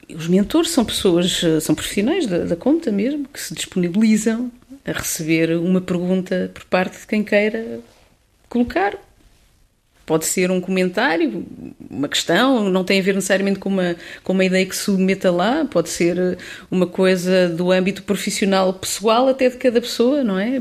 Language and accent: Portuguese; Pinhel, Centro, Portugal; moved away as an adult; now in Lisbon, Portugal; a minha terra natal é sem dúvida Pinhal